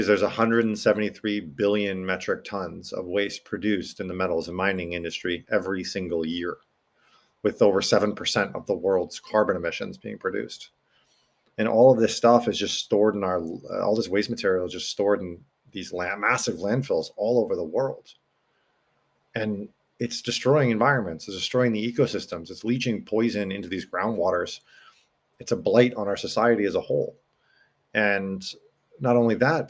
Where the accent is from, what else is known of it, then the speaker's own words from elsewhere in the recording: Connecticut, United States; I grew up in Connecticut